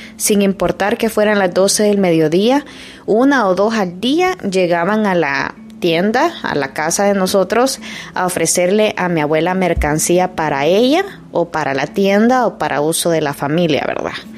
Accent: El Salvador; moved away; yo soy de Salvador

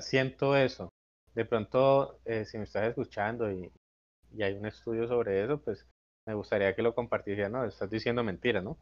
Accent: Colombia; como colombiano

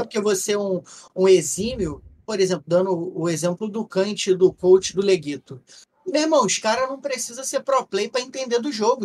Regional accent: Rio de Janeiro, Brazil; a gente é carioca

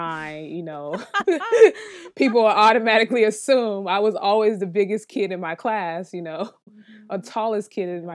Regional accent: Miami, Florida, United States; now in New York City, United States; I'm from Miami, Florida, so I come from a football city, a football family

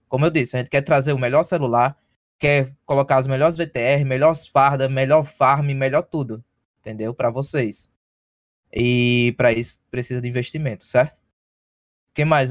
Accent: Brazil; now in United States

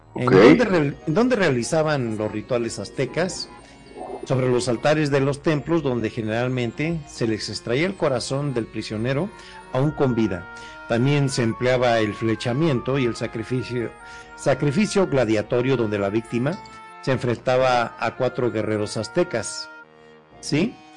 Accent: Mexico; como buenos mexicanos

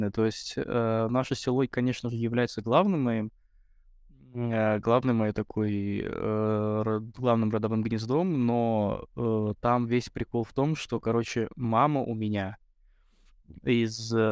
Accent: Garakhanly, Tovuz District, Azerbaijan; Я вот последний раз был в Тувузе у себя, в селе Гараханлы

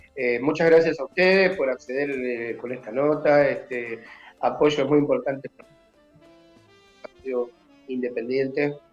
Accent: Lanús, Buenos Aires Province, Argentina; yo pertenezco a Lanús, soy nacido en Valentín Alcina y ahora vivo en Germi, del mm. lado de Lanús

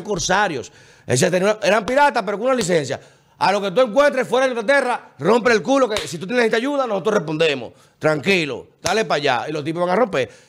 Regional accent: Dominican Republic; los dominicanos entendemos eso, porque gracias a Dios hemos sido el país más estable de la región

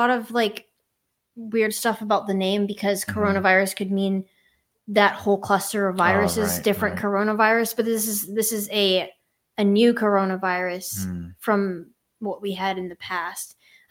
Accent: United States; we're American and we're dumb and we don't use the metric system.

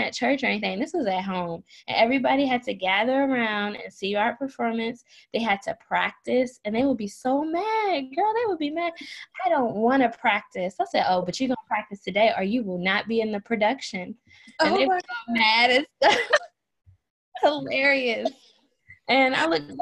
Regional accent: Maryland, United States; moved away; I'm originally from Maryland

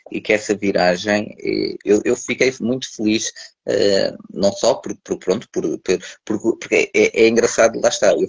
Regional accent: Lisbon, Portugal; quando as pessoas vão de férias e vão para a terra, porque eu sou de Lisboa, ir para a terra e depois é naqueles meses de verão e depois volta

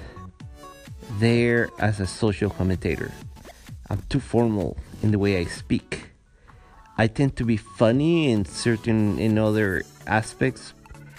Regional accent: Guatemala; English is a second language; moved away as an adult; also born or lived in San Francisco, United States / Los Angeles, United States / New York, United States; now in Montreal, Canada; I come from Guatemala

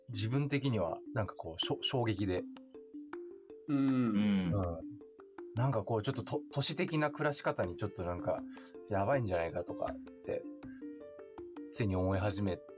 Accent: Tokyo, Japan; 津で生まれて仙けに引っ越して谷中で遊んでたってい

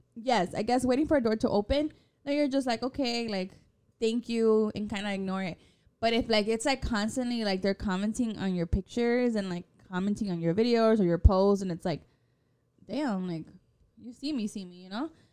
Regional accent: Chicago, Illinois, United States; we're from Chicago

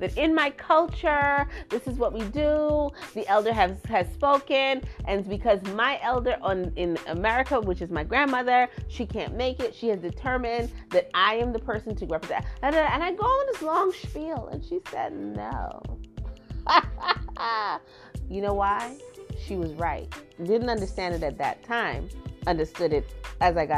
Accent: Trinidad & Tobago; now in United States; I am from Trinidad and I was raised in Trinidad

